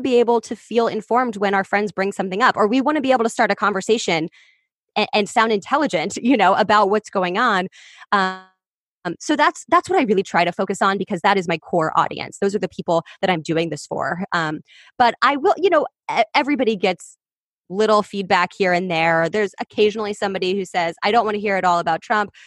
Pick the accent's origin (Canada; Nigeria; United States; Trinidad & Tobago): United States; Kansas City, Kansas; moved away as an adult; also born or lived in Columbia, Missouri / Los Angeles; I grew up in Kansas City on the Kansas side.